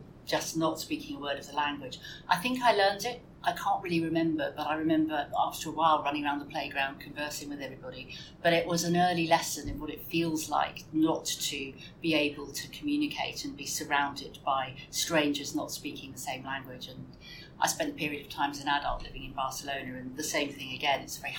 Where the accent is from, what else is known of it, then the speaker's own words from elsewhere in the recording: London, United Kingdom; born there; also born or lived in Hampshire / Kent / Denmark; I was born in London and we lived in Hampshire, we lived in Kent.